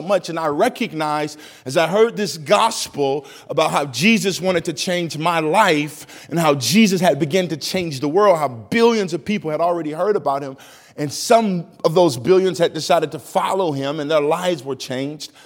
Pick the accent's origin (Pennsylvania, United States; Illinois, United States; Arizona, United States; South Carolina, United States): Illinois, United States; East St. Louis; now in Minnesota, United States; I grew up in an area called East St. Louis, Illinois